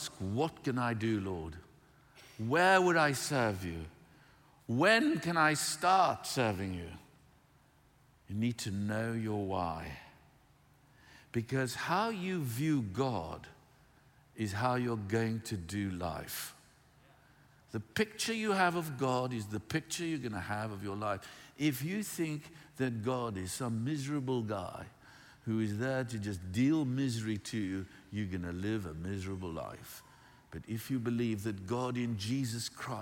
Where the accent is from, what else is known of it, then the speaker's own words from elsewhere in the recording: South Africa; moved away; I grew up in South Africa.